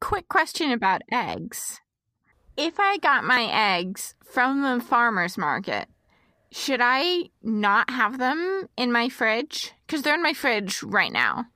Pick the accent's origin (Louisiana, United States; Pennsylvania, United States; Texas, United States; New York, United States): Texas, United States; now in Midwest, United States; we're both from Texas. I live in the Midwest right now